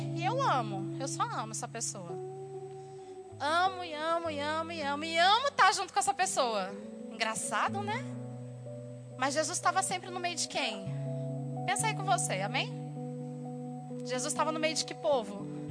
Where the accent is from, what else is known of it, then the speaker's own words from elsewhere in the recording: Brazil; moved away; Eu sou brasileira